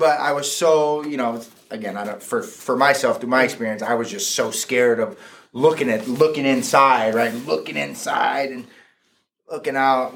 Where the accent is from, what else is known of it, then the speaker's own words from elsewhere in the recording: Fairfield, United States; I grew up in Fairfield, went through Fairfield schools